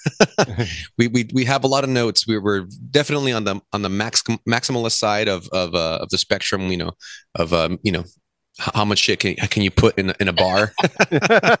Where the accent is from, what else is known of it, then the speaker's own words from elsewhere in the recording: Whittier, California, United States; now in Los Angeles, United States; most of the members in our inception, I guess, was we're all from Whittier